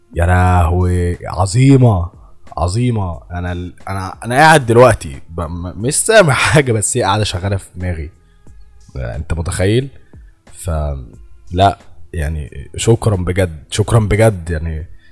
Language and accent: Arabic; Egypt; أنا مصري